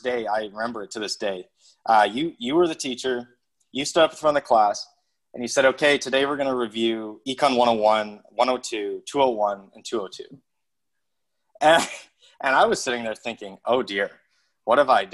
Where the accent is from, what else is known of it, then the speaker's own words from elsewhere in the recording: Calgary, Alberta, Canada; moved away as an adult; also born or lived in Antigonish, Nova Scotia; I grew up in Calgary